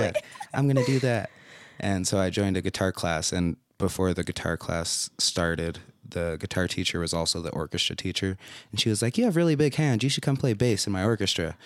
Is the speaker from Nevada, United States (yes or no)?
yes; Las Vegas, Nevada, United States; now in Utah, United States; I spent a few years here in Utah when I was younger, but then I grew up mostly in Vegas